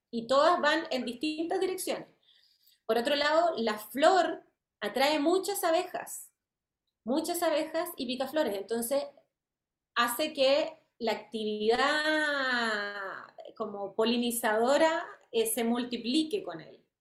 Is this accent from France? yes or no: yes; France; born there; Eh, y bueno, yo nací en Francia.